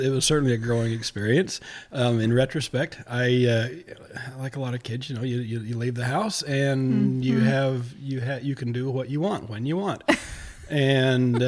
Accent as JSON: {"language": "English", "region": "southeast Idaho", "country": "United States", "tie": "born or raised there", "said": "I grew up in southeast Idaho."}